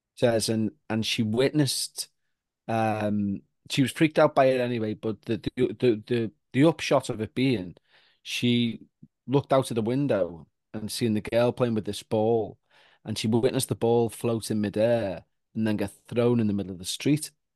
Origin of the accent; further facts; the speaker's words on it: Ireland; I'm a Roman Catholic because we're all Irish